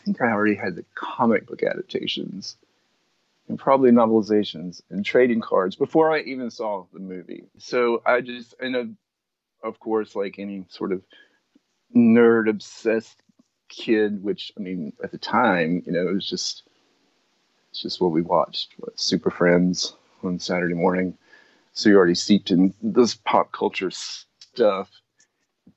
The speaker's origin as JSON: {"language": "English", "region": "the South", "country": "United States", "tie": "born or raised there", "said": "I grew up in the South, in rural America"}